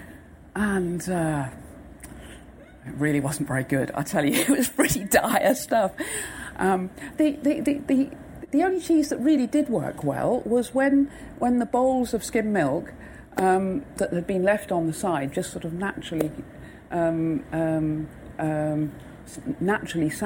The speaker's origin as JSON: {"language": "English", "area": "West Devon", "region": "South West England", "country": "United Kingdom", "tie": "born or raised there", "moved": "yes", "lives_now": "Wales, United Kingdom", "said": "I was brought up in the West Devon"}